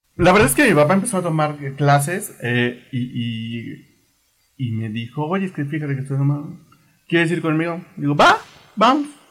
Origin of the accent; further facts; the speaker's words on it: Mexico City, Mexico; Nací aquí en la Ciudad de México